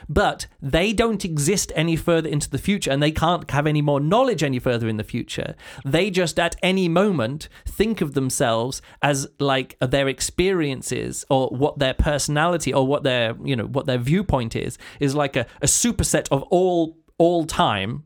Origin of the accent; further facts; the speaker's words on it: England, United Kingdom; I'm English